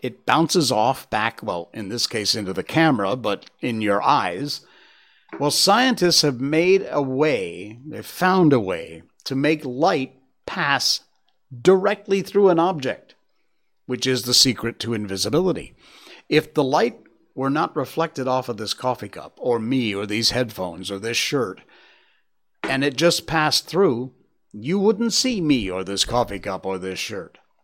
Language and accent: English; United States; moved away; me being an American